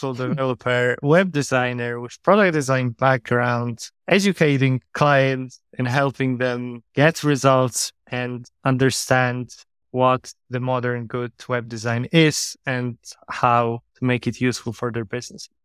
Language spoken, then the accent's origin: English; Warsaw, Masovian Voivodeship, Poland; moved away; also born or lived in Ireland / Portugal; Right now in my hometown in Warsaw, Poland